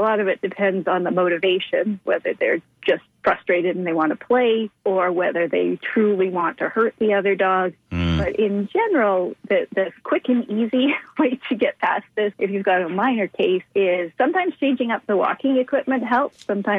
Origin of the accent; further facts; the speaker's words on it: Toronto, Ontario, Canada; born there; also born or lived in British Columbia; I was born in Toronto, but I've lived all over. Mm-hmm. And I spent the most time on the West Coast.